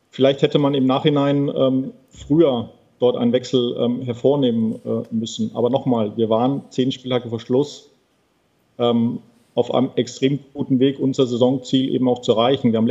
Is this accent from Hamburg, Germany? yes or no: yes; Hamburg, Germany; bin Hamburger